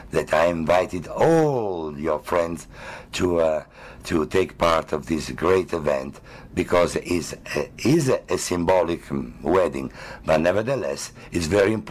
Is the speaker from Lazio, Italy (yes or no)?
no; Milan, Lombardy, Italy; I am uh, from a beautiful uh, country called Italy that everyone knows for the art, the history, and the literature. And I'm from Milan, the business capital of the entire Italy